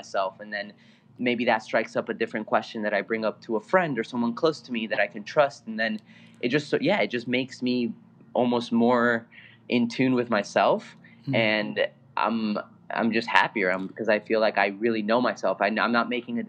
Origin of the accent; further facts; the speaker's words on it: Bolivia; English is a second language; also born or lived in California; now in New York, United States; English is my second language. I'm originally from Bolivia